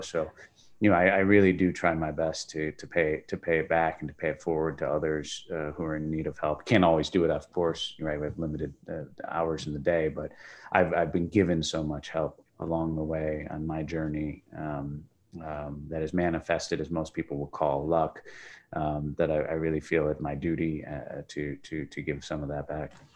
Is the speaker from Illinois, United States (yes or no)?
yes; Chicago, Illinois, United States; moved away as an adult; also born or lived in Europe; Chicago is be, where I, where I had grown up originally